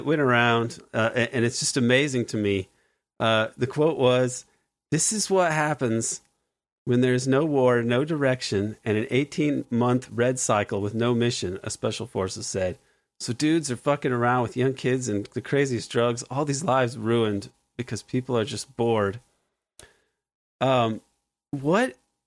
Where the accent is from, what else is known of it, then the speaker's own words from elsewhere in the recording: United States; as an American